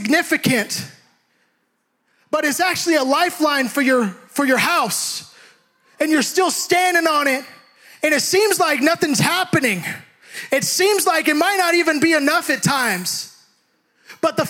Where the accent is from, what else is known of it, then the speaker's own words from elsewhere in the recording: Hayward, California, United States; We grew up in Hayward